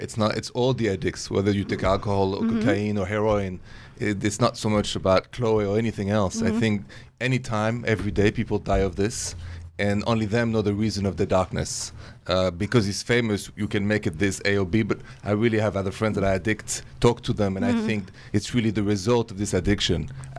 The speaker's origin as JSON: {"language": "English", "town": "Paris", "region": "Île-de-France", "country": "France"}